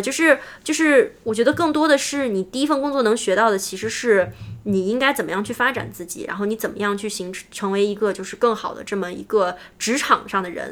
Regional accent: China; moved away as an adult; also born or lived in United States; now in Silicon Valley, United States; 我们中国人

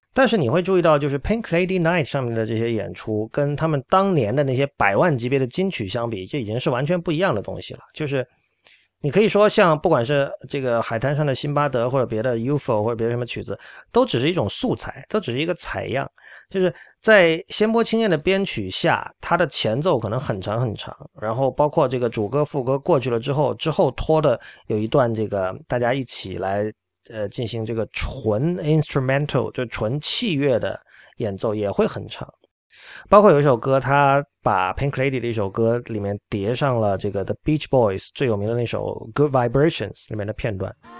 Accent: China; 作为中国人

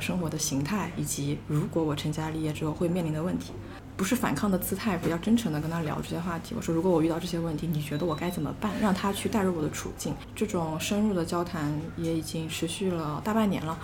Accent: Changzhou, Jiangsu, China; moved away as an adult; also born or lived in Macau; 我的本科呢是在澳门读的，我是一个江苏人，江苏常州的

